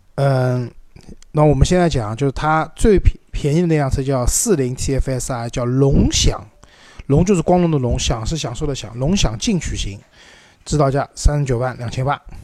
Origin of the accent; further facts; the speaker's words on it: China; 我们中国人